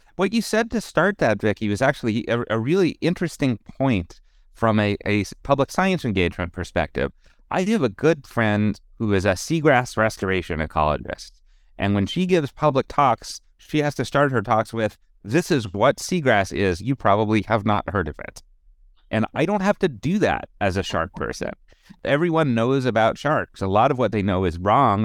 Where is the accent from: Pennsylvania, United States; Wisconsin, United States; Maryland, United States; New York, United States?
Pennsylvania, United States; Pittsburgh; born or raised there